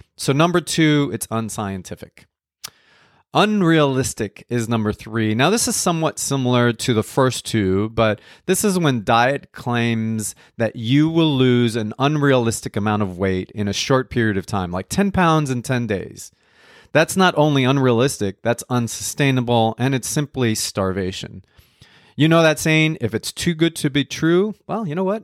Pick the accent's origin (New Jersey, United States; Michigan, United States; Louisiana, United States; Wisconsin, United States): New Jersey, United States; also born or lived in Colombia; I was born in Colombia. I grew up in New Jersey